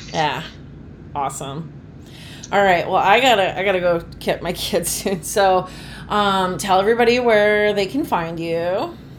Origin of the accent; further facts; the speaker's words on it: Phoenix, Arizona, United States; moved away as an adult; also born or lived in Arlington, Massachusetts / Boston area; growing up in the Phoenix area